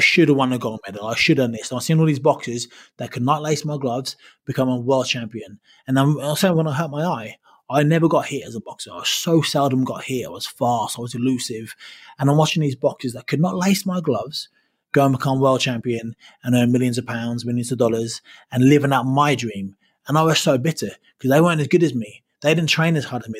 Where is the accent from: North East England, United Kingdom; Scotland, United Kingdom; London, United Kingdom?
London, United Kingdom; moved away; London is my hometown